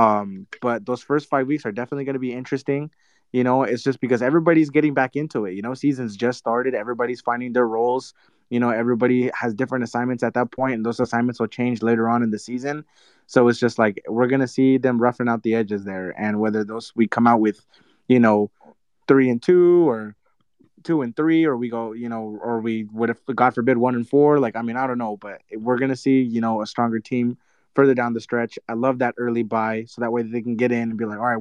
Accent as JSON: {"language": "English", "town": "Pasadena", "region": "California", "country": "United States", "said": "I'm from Pasadena, home of the Rose Bowl"}